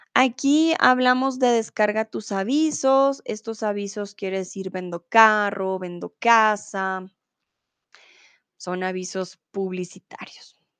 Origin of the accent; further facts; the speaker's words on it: Colombia; yo soy de Colombia, no soy de Venezuela